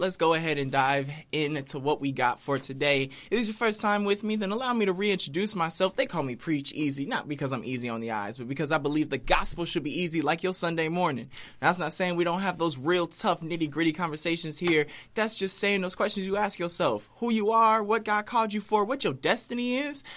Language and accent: English; United States; being an American